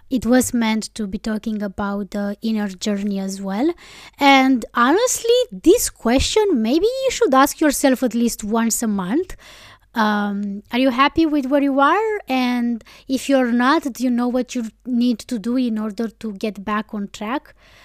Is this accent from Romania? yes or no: yes; Romania; first language Romanian; English is a second language; moved away as an adult; also born or lived in Iceland; my native language